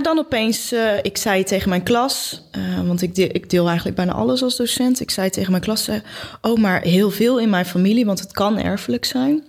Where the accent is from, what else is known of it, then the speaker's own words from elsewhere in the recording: Goes, Zeeland, Netherlands; wij komen allebei uit Goes